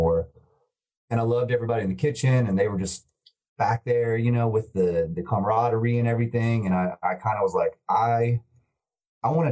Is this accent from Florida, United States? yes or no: yes; Tallahassee, Florida, United States; moved away as an adult; now in Atlanta, United States; I'm from Tallahassee, Florida. I've been here for 13, 14 years now, and kind of just Atlanta's my new home